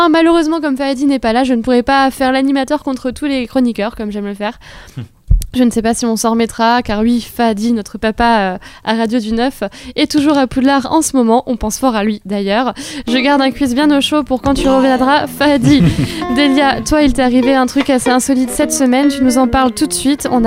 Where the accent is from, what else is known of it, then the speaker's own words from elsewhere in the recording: Grand Est, France; accent: Lorraine; arrêtez de vous moquer de, mon accent euh, par rapport au mot quiz.